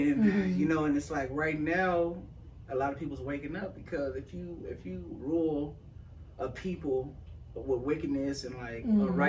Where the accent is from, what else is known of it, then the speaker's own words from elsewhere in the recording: Moreno Valley, California, United States; moved away as an adult; also born or lived in Riverside, California; now in High Desert, United States; I was born in Riverside. Mm-hmm. And I was raised in Moreno Valley.